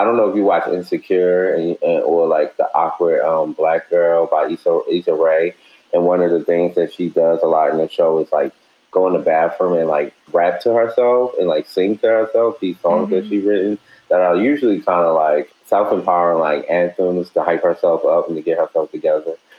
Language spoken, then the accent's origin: English; Baltimore, Maryland, United States; I'm based in Baltimore, born and raised in Baltimore.